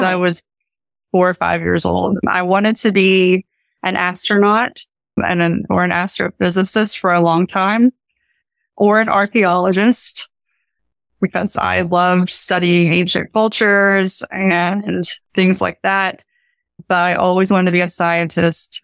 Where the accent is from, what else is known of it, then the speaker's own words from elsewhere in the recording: Eastern Kentucky, United States; accent: Appalachian; moved away as an adult; I grew up in Eastern Kentucky and my family's been in, in Appalachia for probably seven or eight generations at least.